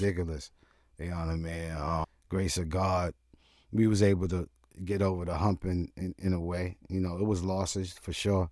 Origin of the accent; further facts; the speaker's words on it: New York City, New York, United States; moved away; also born or lived in Vermont / Willits, California; growing up in Brooklyn, you know, the age that I am